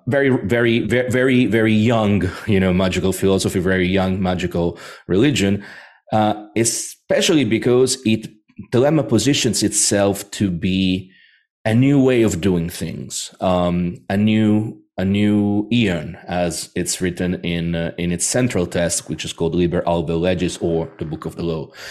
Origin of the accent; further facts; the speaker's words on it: Rome, Lazio, Italy; I was born in Rome